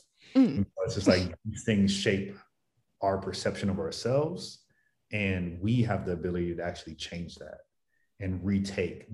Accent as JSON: {"language": "English", "town": "Cleveland", "region": "Ohio", "country": "United States", "also_born_or_lived": "Maryland / New York / Philadelphia", "moved": "yes", "lives_now": "San Diego, United States", "said": "I live in San Diego now, but I'm originally from Cleveland, went to school in Maryland"}